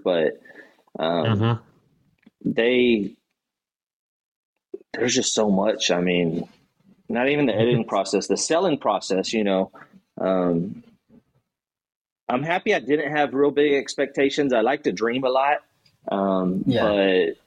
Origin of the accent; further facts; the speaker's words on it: Gonzales, Texas, United States; I'm from a small town in Texas called Gonzales